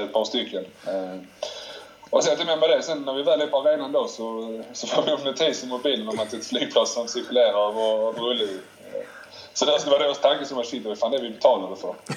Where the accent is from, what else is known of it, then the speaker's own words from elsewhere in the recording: Malmö, Skåne, Sweden; moved away as an adult; also born or lived in Turin; hela mitt liv kretsar kring Malmö. Eh, jag har alla min familj, alla mina vänner hemma i Malmö